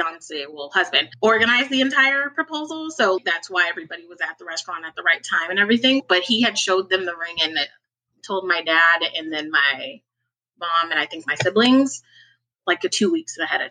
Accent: Pasadena, California, United States; also born or lived in Altadena, California; I'm from Pasadena, California. I currently live in Altadena, which is only like 5 minutes up the road

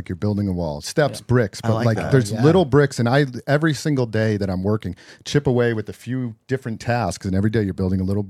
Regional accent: East Coast, United States; now in California, United States; I'm from the East Coast.

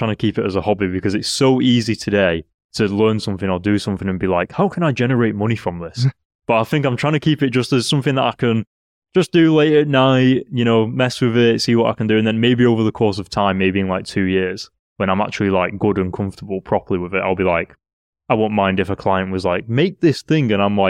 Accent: Rochdale, North West England, United Kingdom; moved away; I'm from Rochdale.

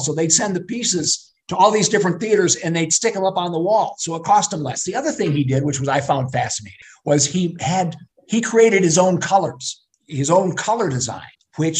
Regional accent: Flint, Michigan, United States; also born or lived in Davison, Michigan; born and raised in Flint, went to Civic Park and Emerson, and then we moved out to Davison, where I graduated from high school.

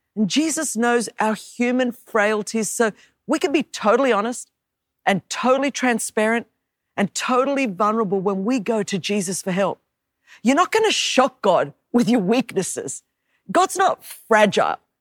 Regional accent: Australia; moved away; as you could tell from my accent, I was born and raised in Australia

